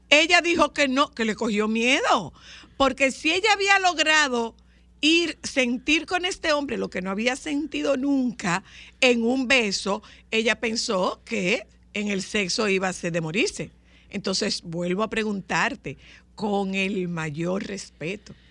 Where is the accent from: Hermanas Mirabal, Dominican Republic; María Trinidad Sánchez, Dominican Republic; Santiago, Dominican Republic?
María Trinidad Sánchez, Dominican Republic; Nagua; soy de Nagua